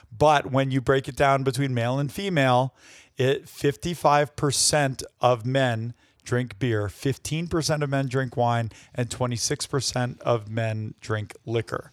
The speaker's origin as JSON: {"language": "English", "region": "New York", "country": "United States", "said": "New York is my home state"}